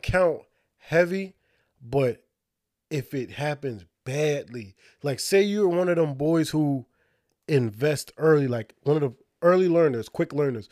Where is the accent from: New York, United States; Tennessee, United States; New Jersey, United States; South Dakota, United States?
New Jersey, United States; Union; moved away as an adult; also born or lived in Irvington, New Jersey; now in South Jersey, United States; we lived Like, in Union